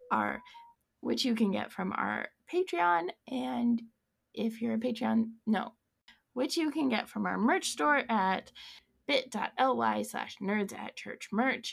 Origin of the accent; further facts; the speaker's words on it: Colorado, United States; I grew up in Colorado